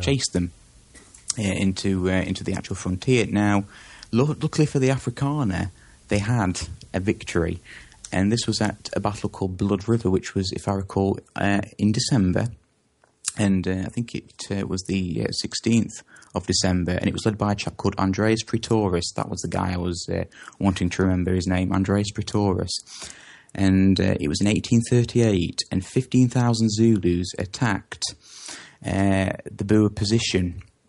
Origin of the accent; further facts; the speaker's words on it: England, United Kingdom; I come from England